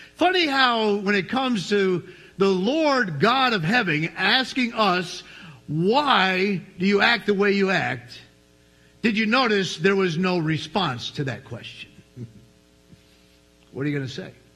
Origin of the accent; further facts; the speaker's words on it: New York, United States; I was from New York